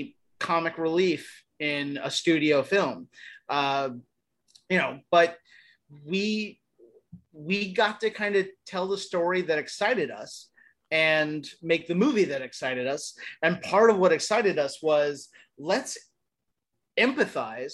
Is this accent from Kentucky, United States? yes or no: yes; Florence, Kentucky, United States; moved away; also born or lived in Erlanger, Kentucky; I'm from Northern Kentucky. I grew up in Erlanger and Florence